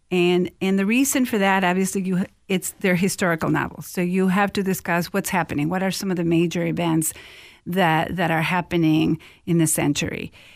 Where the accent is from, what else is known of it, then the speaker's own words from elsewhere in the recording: Mexico; moved away as an adult; now in Minnesota, United States; I'm originally from Mexico, and I came here to study at the University of Minnesota